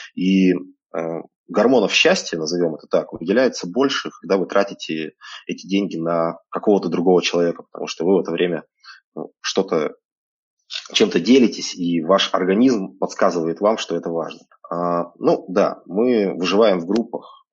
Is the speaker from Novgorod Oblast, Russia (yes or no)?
no; Krasnoyarsk, Krasnoyarsk Krai, Russia; moved away as an adult; also born or lived in Moscow; now in Barcelona, Spain; Я когда-то родился в Красноярске, а сейчас мне 36